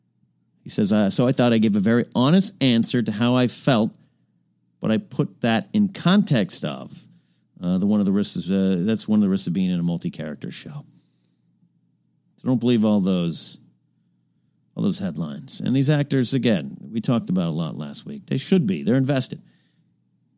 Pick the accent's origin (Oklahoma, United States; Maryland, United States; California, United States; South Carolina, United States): California, United States; Arroyo Grande; moved away; my hometown of Rio Grande